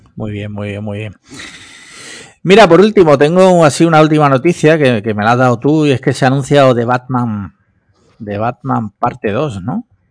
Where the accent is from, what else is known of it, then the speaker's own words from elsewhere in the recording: Málaga, Andalusia, Spain; Yo soy, para empezar, soy andaluz. Y luego ya soy malagueño